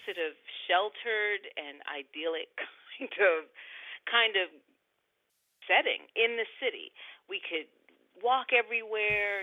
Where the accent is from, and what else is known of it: Washington, District of Columbia, United States; born or raised there